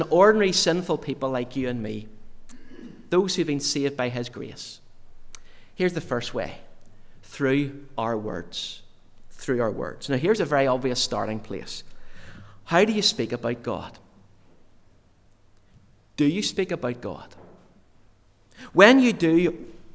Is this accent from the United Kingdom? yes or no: yes; Yorkshire and the Humber, United Kingdom; I was born in Yorkshire in the north of England.